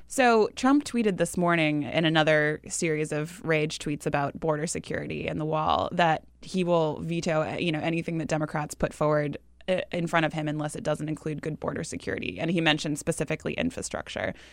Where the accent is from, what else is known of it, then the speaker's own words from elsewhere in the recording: New Hampshire, United States; moved away; my home state of New Hampshire